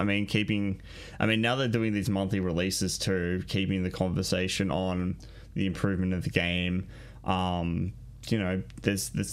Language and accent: English; Australia; We're Australian.